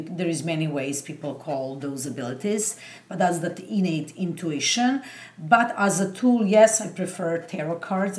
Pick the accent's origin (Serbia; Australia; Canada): Serbia; moved away; I used to do Turkish coffee cup readings because I'm originally from Serbia, and back home that's a very popular thing.